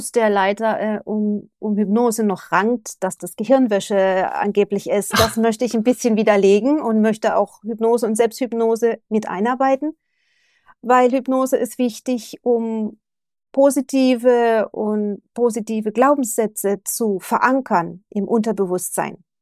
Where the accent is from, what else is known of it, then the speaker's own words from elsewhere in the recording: Germany; moved away as an adult; now in Japan; also ich bin ja auch sehr früh mit 23, 24 bin ich aus Deutschland weg, bin nach Japan und habe ja alles zurückgelassen in Deutschland.